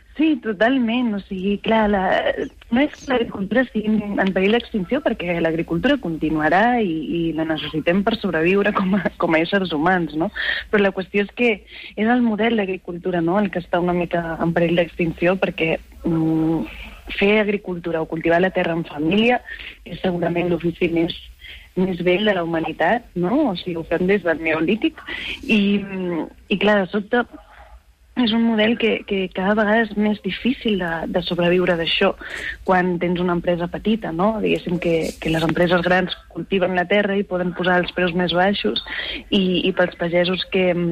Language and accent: Catalan; Garrotxa, Catalonia, Spain; also born or lived in Barcelona / Badalona; jo vaig néixer a Barcelona, però, soc, però, però vaig viure els sis primers anys de la meva vida a Badalona. I la meva família és de Badalona. I després em vaig mudar a la Garrotxa